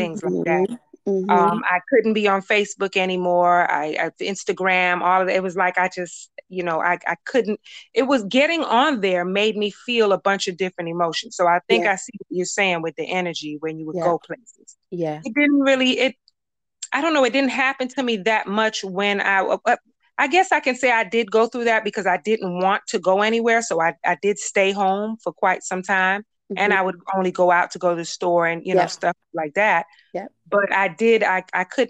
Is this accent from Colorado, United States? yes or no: no; Miami, Florida, United States; I'm from Miami